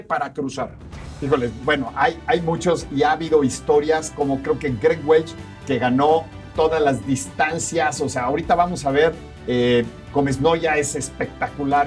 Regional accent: Mexico; como buenos mexicanos nos vamos a rajar

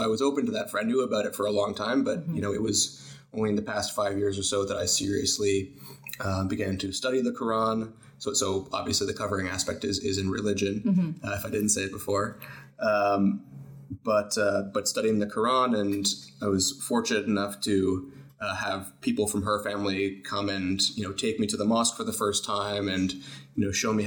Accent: United States; moved away as an adult; now in Canada; We grew up in the States

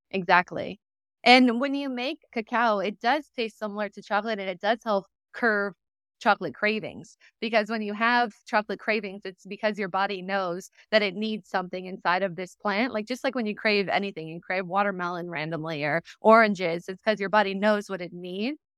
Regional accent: San Diego, California, United States; moved away; I was raised in Southern California in San Diego

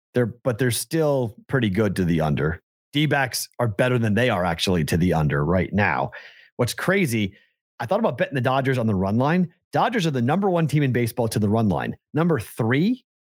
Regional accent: Boston, Massachusetts, United States; now in Las Vegas, United States; I'm from Boston

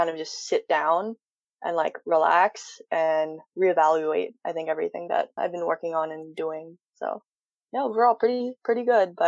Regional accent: Philadelphia, Pennsylvania, United States; I'm born and raised in Philadelphia

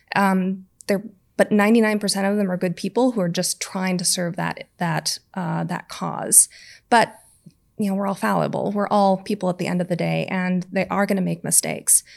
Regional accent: United States; moved away; we're both American

